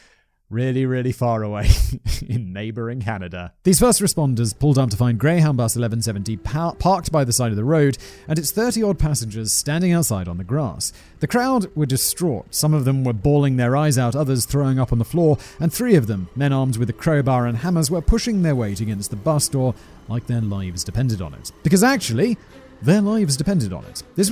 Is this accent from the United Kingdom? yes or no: yes; United Kingdom; Callum's also British. I am British.